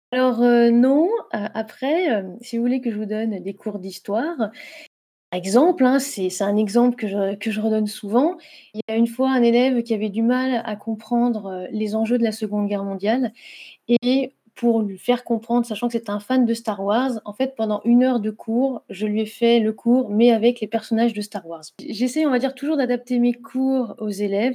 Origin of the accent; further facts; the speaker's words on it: Saône-et-Loire, southern Burgundy, Bourgogne-Franche-Comté, France; moved away as an adult; also born or lived in Lorraine / Nord; now in Lyon, France; j'ai vécu une très grande majorité de ma vie en Bourgogne du Sud en Saône-et-Loire, euh, dans un petit village